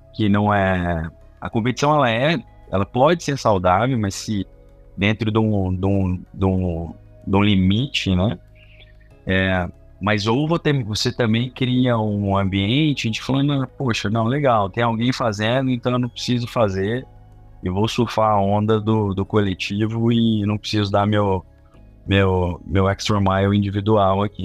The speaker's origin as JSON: {"language": "Portuguese", "town": "Belo Horizonte", "region": "Minas Gerais", "country": "Brazil", "said": "sou de Belo Horizonte"}